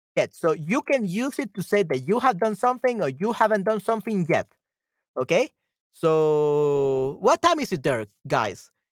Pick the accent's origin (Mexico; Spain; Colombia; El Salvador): El Salvador; yo soy de El Salvador, okay. Soy de El Salvador en Centroamérica